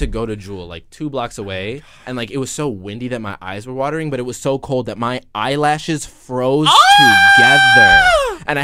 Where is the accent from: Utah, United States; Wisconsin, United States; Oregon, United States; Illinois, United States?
Illinois, United States; Harvey; moved away as an adult; now in New York, United States; I grew up in Harvey. It's like a suburb on... like the far south side of Chicago.